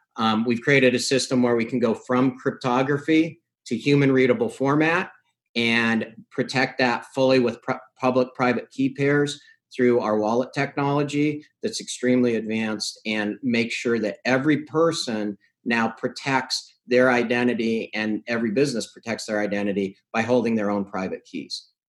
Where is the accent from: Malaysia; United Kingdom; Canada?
Canada; I'm from Canada